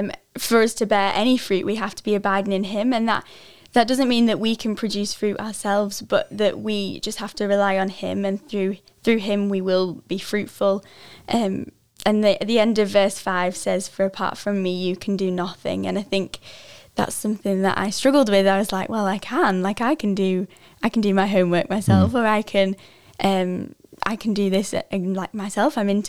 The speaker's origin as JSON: {"language": "English", "region": "England", "country": "United Kingdom", "said": "so I came from England, which is 6 hours behind."}